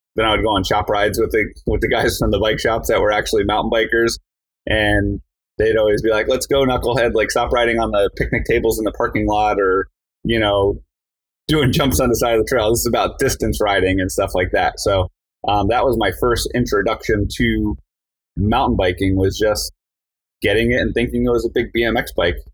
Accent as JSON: {"language": "English", "region": "New Jersey", "country": "United States", "tie": "born or raised there", "said": "I grew up in New Jersey"}